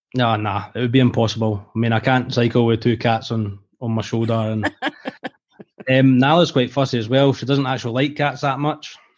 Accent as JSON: {"language": "English", "region": "Scotland", "country": "United Kingdom", "accent": "Scottish", "said": "my Scottish accent"}